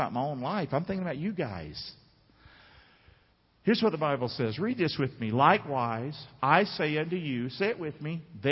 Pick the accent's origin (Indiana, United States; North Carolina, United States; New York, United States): North Carolina, United States; Rockingham